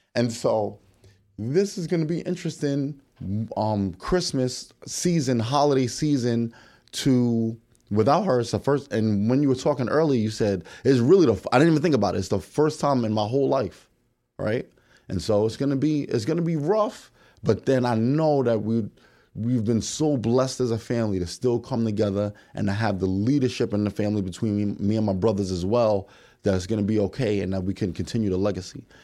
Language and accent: English; New York, United States; growing up in New York